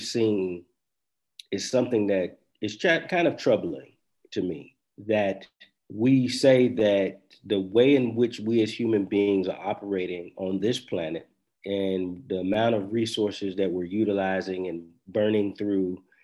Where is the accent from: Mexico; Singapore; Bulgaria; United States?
United States; as an American, as a Black American who's, you know, lived here, grew up here, family's been here for a long time